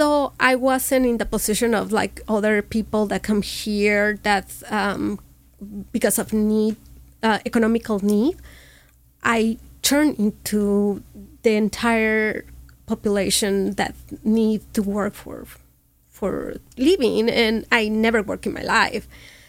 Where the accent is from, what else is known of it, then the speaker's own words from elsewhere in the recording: Monterrey, Nuevo León, Mexico; accent: fresa; English is a second language; moved away as an adult; also born or lived in Morelia, Michoacán, Mexico / Washington State, United States; now in Orange County, United States; I'm from Monterrey, but I consider myself Moreliana.